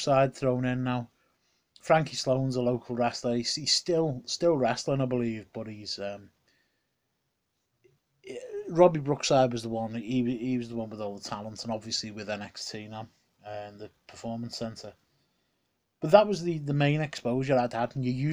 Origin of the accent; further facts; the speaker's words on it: Liverpool, North West England, United Kingdom; coming to the Liverpool Olympia, my hometown.